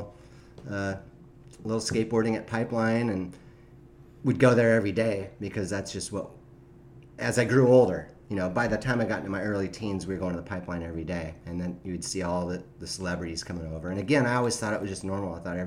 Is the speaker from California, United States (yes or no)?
yes; Upland, California, United States; I grew up in Upland, California.